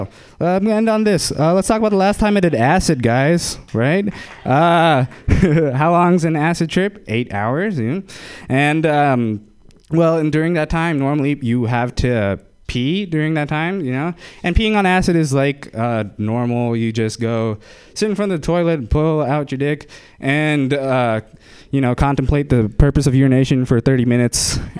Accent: India; I am Indian, so I'm going to exploit that for this joke.

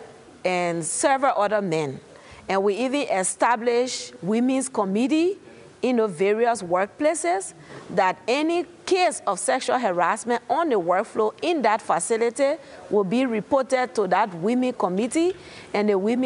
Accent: Liberia; from Liberia.

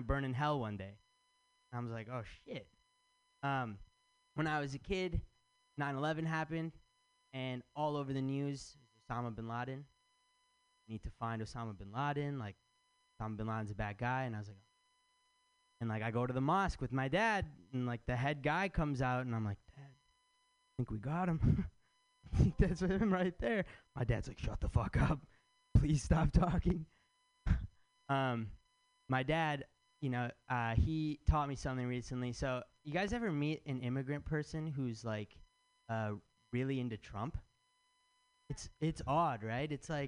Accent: Michigan, United States; now in San Francisco, United States; I'm from Michigan

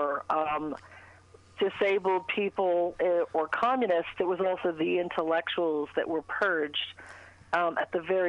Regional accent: England, United Kingdom; moved away; I grew up in England in Thatcher's Britain

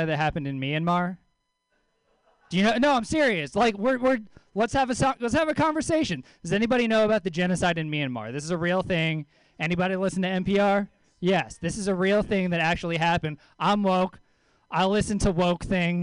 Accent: Louisiana, United States; moved away; also born or lived in Mill Valley; I lived in Mill Valley for a little while. I'm from Louisiana originally

